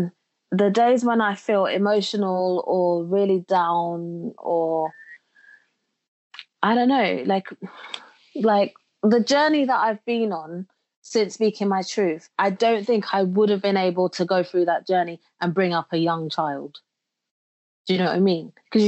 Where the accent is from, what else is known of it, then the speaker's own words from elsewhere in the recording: Jamaica; You know, where I grew up in Jamaica, they have a saying where they say nothing happens before the time, and now is the time.